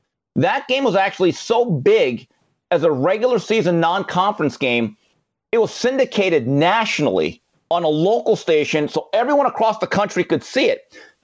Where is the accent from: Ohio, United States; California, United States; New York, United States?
California, United States; Valencia; as a kid growing up in Valencia, California.